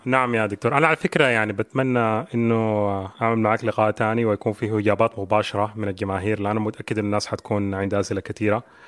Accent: Sudan; عندنا كسودانيين

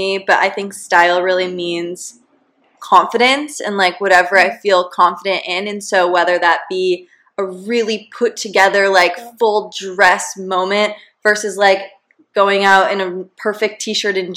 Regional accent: San Diego, California, United States; moved away; when I was growing up in San Diego, going to high school

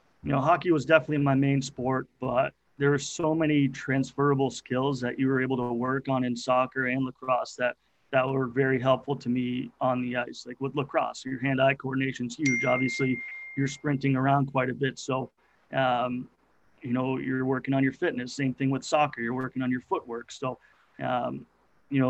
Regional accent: Acton, Massachusetts, United States; I grew up in Acton, Massachusetts

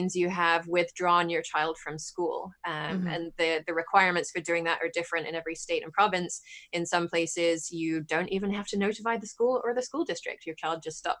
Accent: England, United Kingdom; moved away as an adult; now in United States; I grew up in England

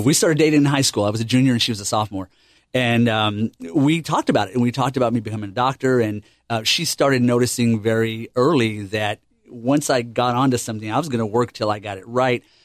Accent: El Paso, Texas, United States; moved away as an adult; also born or lived in Cherry Point, North Carolina; I'm, I'm from El Paso, Texas, and, um, we just moved here in July of last year

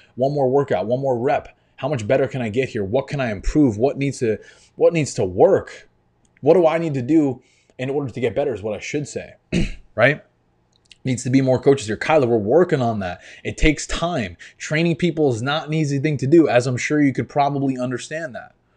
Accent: New York, United States; moved away as an adult; now in Florida, United States; I grew up in New York. I spent twenty-five years there

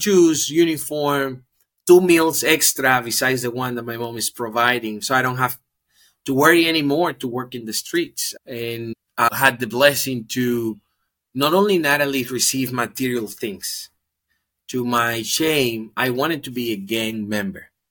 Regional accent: Dominican Republic; I'm from the Dominican Republic, born race and currently living in the Dominican Republic.

